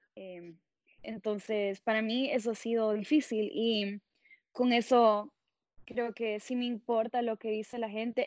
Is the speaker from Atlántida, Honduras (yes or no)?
no; Tegucigalpa, Francisco Morazán, Honduras; moved away as an adult; also born or lived in Columbus, Ohio; now in Seattle, United States; yo soy de Tegucigalpa, Honduras, y estoy viviendo en Seattle, Washington